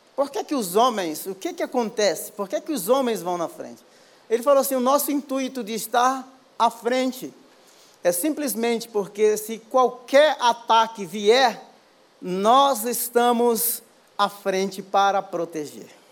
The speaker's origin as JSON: {"language": "Portuguese", "town": "Baía Formosa", "region": "Rio Grande do Norte", "country": "Brazil", "tie": "born or raised there", "also_born_or_lived": "São Paulo / England", "moved": "yes", "said": "eu sou do Rio Grande do Norte, de uma praia chamada Bahia Formosa, nasci e me criei."}